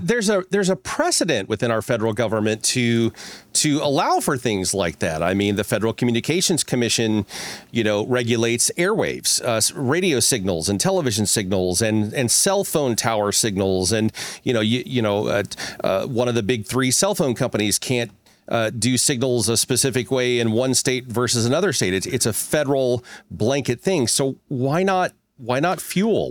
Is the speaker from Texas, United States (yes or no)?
no; Ozark Mountains, Missouri, United States; I grew up in Missouri, right? So I, I actually grew up in the Ozark Mountains